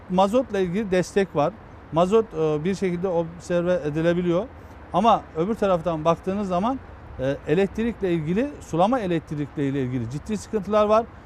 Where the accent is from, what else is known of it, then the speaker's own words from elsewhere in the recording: Eskişehir, Turkey; moved away; Eskişehir'deydim. Kendi memleketimde bayramda e, Günüzü ilçemizin